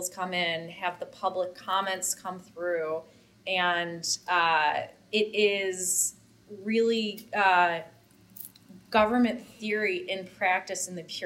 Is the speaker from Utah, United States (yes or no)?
no; Buffalo, New York, United States; moved away as an adult; also born or lived in Washington, D.C.; I'm born and raised in Buffalo, New York, and I came to Washington, D.C. in 2007 for school